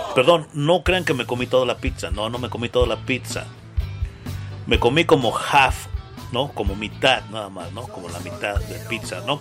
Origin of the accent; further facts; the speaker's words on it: Mexico; que tenemos los mexicanos